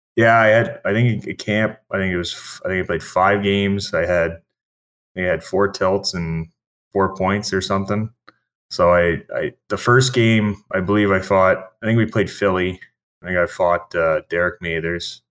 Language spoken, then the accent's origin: English; Halifax, Nova Scotia, Canada; I'm from Halifax